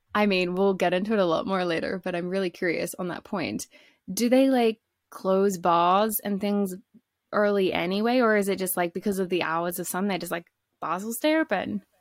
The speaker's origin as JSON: {"language": "English", "country": "Australia", "tie": "born or raised there", "also_born_or_lived": "British Columbia, Canada", "moved": "as an adult", "said": "i'm from australia originally but i lived in bc for almost four years"}